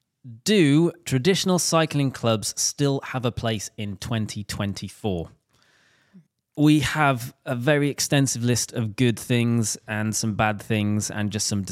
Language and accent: English; Wales, United Kingdom; Because it's Team Wales, I'm drawn to it being Welsh.